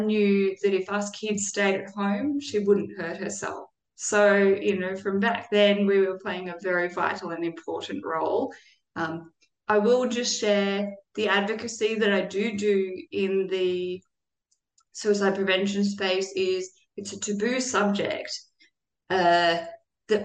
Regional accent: Australia; I was born in Australia

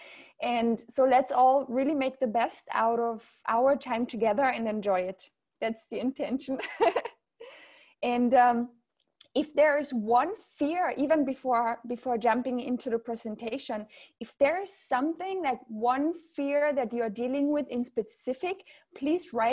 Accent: Austria; accent: German; English is a second language; moved away as an adult; also born or lived in south of France / Riviera Maya, Mexico; now in France; I'm from Austria originally. You might hear a certain German accent. And I live in the south of France now

